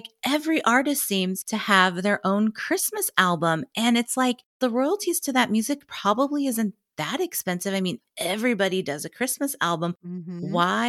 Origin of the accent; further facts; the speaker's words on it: Lincoln, Nebraska, United States; Yeah, I born and raised in Lincoln, Nebraska.